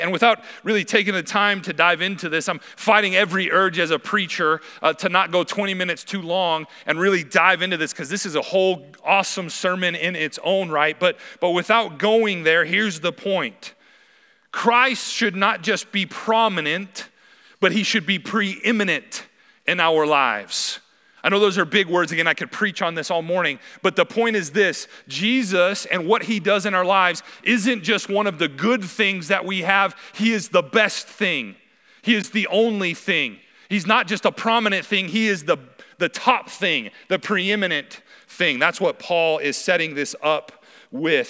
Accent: Wyoming, United States; moved away as an adult; now in Helena, United States; I'm originally from Wyoming

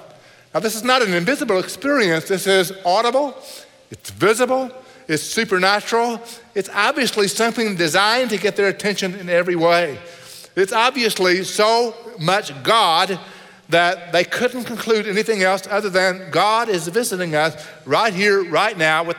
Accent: Oklahoma, United States; accent: Texas; moved away; also born or lived in Texas; I grew up in Oklahoma in a place called Tornado Alley.

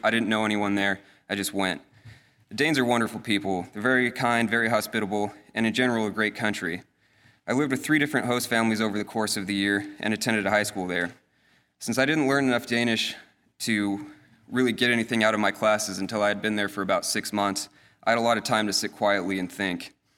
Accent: northeastern Colorado, United States; moved away; also born or lived in Denmark; I grew up in Colorado, in an area not much different from the Central Valley

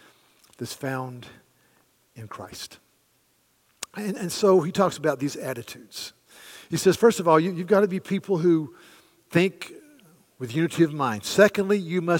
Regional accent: the American South, Southern United States, United States; as we southerners

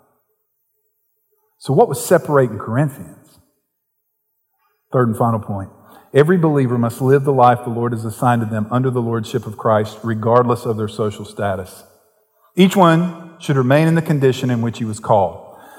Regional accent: the South, United States; accent: Southern; I was from the South and I didn't come from money. So they sized me up quickly. It took me a few weeks to figure this out as ignorant, as stupid, because of the way I talked. So it became my mission to overcome my accent.

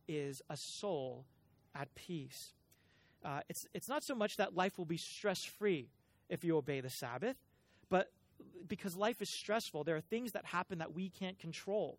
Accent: Cupertino, California, United States; I am a child of the Bay Area. I grew up in Cupertino

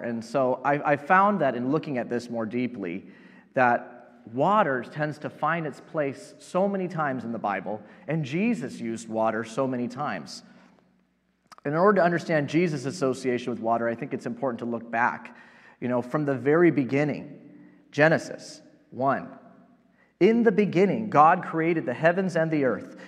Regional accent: Yorba Linda, California, United States; also born or lived in Placentia, California; I grew up in Southern California and uh, spent uh, most of my childhood and high school years here in Placentia, living in Yorba Linda

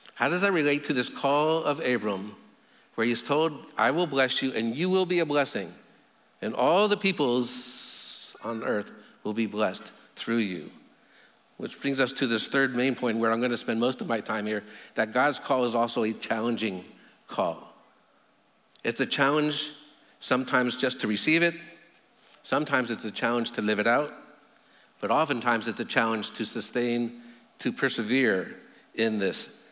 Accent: United States; I'm an American

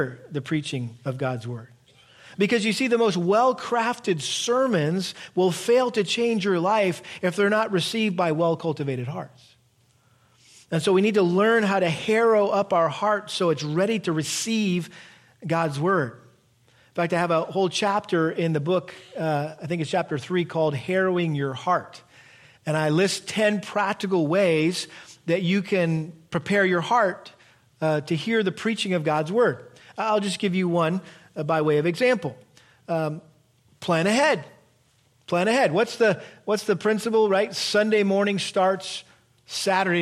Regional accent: Massachusetts, United States; We grew up in Massachusetts, and we had a big garden

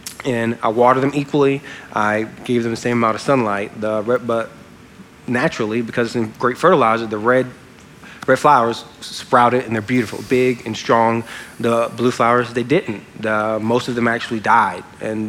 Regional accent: Louisiana, United States; I'm from Louisiana.

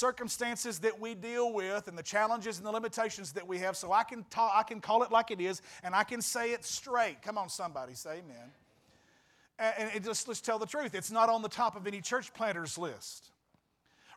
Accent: West Memphis / Marion area, Arkansas, United States; moved away; I came back to my hometown

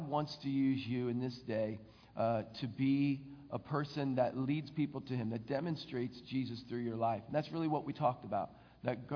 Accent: Philadelphia, Pennsylvania, United States; I grew up in the Philadelphia area

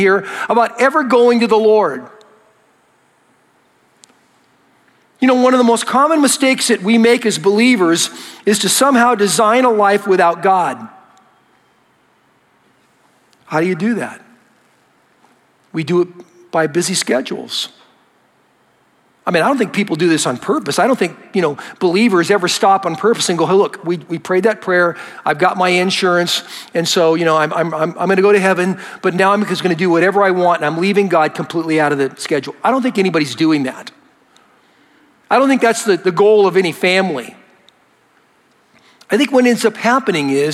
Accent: United States; I'm an American

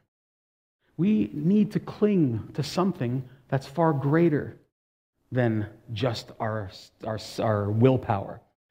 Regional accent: Toronto, Ontario, Canada; resident of Toronto, born in Toronto

